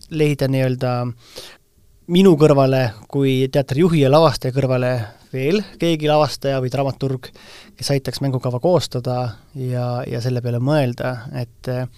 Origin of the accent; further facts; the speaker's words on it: Vainupea, Lääne-Viru County, Estonia; minu, minu kodukandis Vainupea kabelis